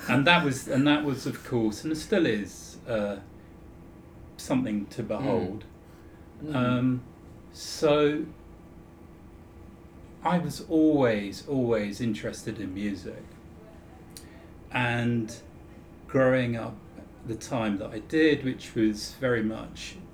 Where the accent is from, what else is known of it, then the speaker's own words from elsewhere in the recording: Croydon, London, United Kingdom; I grew up in Croydon